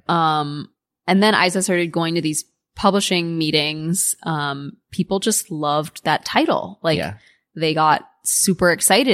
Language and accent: English; United States; being an American kid